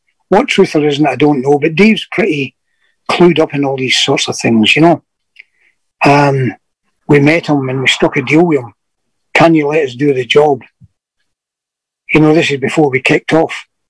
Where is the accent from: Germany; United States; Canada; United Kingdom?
United Kingdom; Glasgow, Scotland; all it was saying was I was a soldier from Glasgow. Nothing to do with being mean or anything like that.